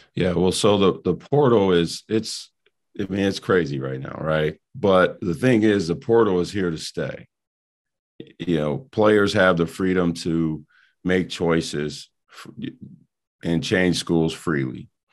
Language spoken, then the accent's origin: English; Rock Island, Illinois, United States; moved away; my hometown in Rock Island